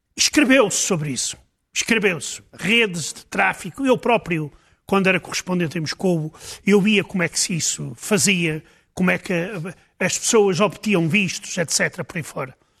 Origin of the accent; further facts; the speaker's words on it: Portugal; como português